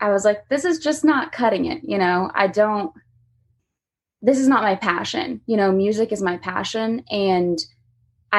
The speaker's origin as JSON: {"language": "English", "town": "Lake Mary", "region": "Florida", "country": "United States", "moved": "as an adult", "lives_now": "Nashville, United States", "said": "I'm from Lake Mary, Florida. It's about 30 minutes from Orlando. So hot weather, not used to this kind of weather."}